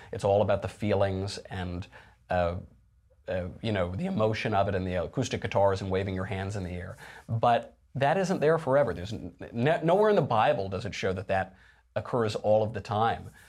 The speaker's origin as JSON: {"language": "English", "region": "New York", "country": "United States", "said": "I'm from New York"}